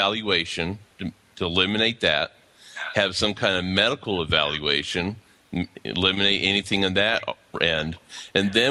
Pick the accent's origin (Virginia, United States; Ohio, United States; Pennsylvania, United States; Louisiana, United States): Pennsylvania, United States; moved away as an adult; now in Atlanta, United States; I'm actually originally out of Pennsylvania, but currently I'm living in southwest of Atlanta, Georgia.